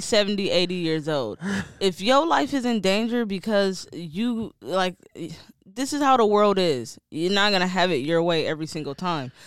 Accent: Detroit, Michigan, United States; I'm from Detroit

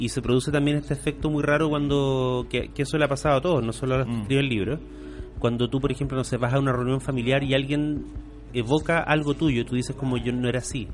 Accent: Temuco, Araucanía, Chile; also born or lived in Puerto Saavedra; yo me fui de Temuco a un pueblo chico, que es Puerto Saavedra

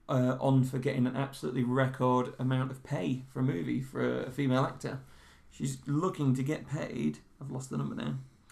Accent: United Kingdom; especially because I'm British and I use sterling.

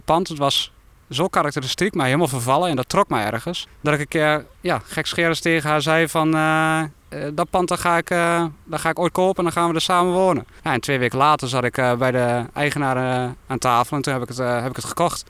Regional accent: Vragender, near Winterswijk, Gelderland, Netherlands; also born or lived in Halle, near Doetinchem; Ik ben geboren en getogen in Vragen, dat is eh, net buiten Winterswijk

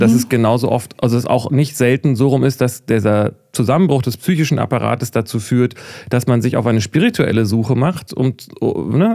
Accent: Germany; als Deutscher

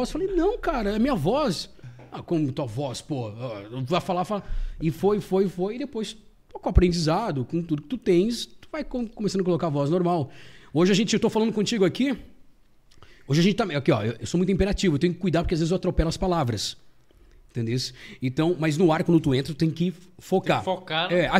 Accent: Lages, Santa Catarina, Brazil; born there; eu sou nascido em Lages. Só nasci, na verdade.

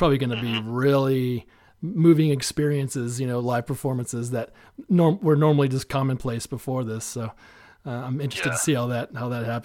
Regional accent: Asheville, North Carolina, United States; also born or lived in Boone; I'm from Asheville. Yeah, I grew up here

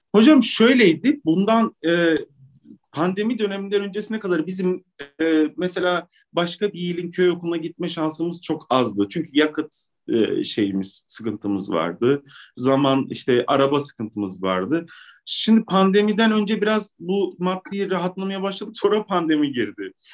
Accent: Maraş, Kahramanmaraş, Turkey; also born or lived in Istanbul; ben memlekete dönmek durumunda kaldım.

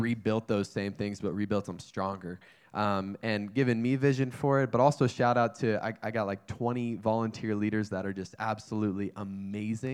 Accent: North Carolina, United States; moved away as an adult; also born or lived in Wyoming; now in California, United States; I grew up in North Carolina

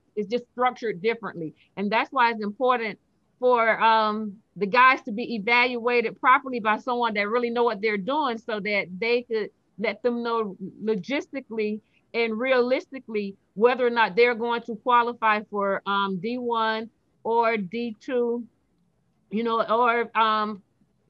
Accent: Fort Lauderdale, Florida, United States; I'm from Fort Lauderdale, Florida

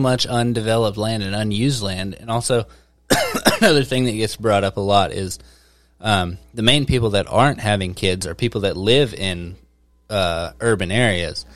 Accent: Mena, Arkansas, United States; growing up, I remember growing up in Mena

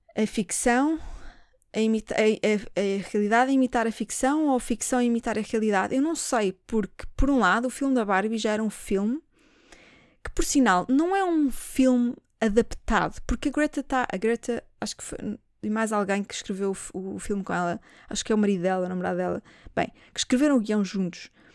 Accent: Portugal; eu sou portuguesa

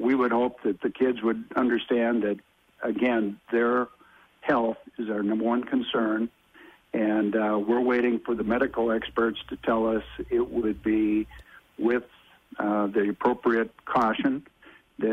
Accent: Minnesota, United States; myself being a Minnesota lad

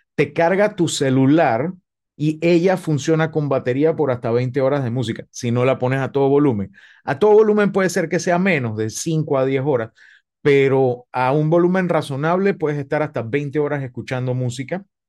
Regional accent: Panama; desde mi perspectiva como panameño

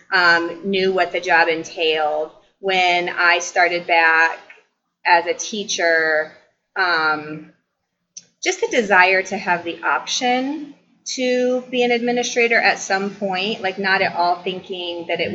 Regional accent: Columbia City, Indiana, United States; I was born and raised here in Columbia City

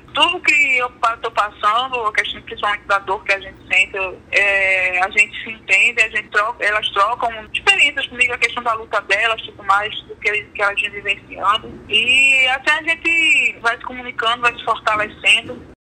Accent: Brazil; sou brasileira

